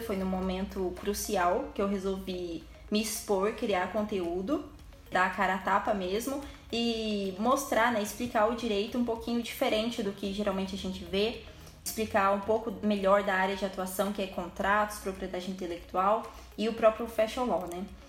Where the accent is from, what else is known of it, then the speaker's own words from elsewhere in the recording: Ouro Fino, Minas Gerais, Brazil; now in Pouso Alegre, Brazil; Eu sou de Ouro Fino